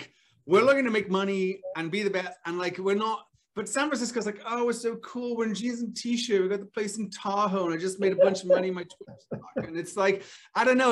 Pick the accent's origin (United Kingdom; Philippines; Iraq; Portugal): United Kingdom; Wales; moved away as an adult; I grew up in Wales.